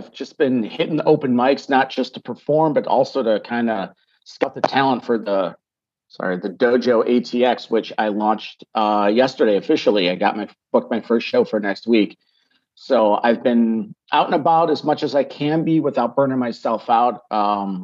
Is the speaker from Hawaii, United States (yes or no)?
no; Chicago, Illinois, United States; moved away as an adult; also born or lived in Los Angeles; now in Texas, United States; I'm born and raised in Chicagoland.